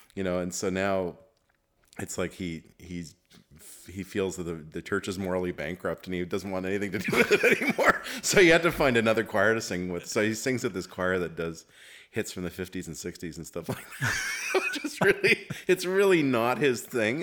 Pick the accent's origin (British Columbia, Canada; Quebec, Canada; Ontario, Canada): Quebec, Canada; Montreal; growing up in Montreal